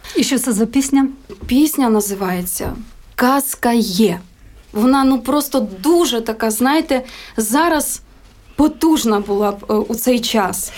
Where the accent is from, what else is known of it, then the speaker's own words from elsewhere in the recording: Kovel, Volyn Oblast, Ukraine; Моє дитинство це якраз такі великий народний волинський хор. І це просто гуляння е, на вулиці, ряжені. Батьки працювали у місті Ковель